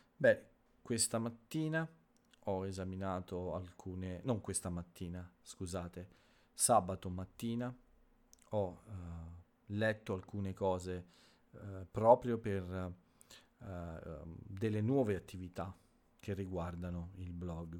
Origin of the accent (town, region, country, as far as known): Italy